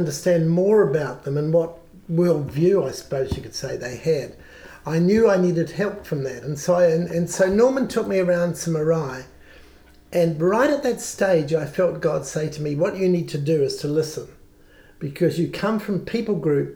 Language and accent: English; New Zealand; accent: New Zealand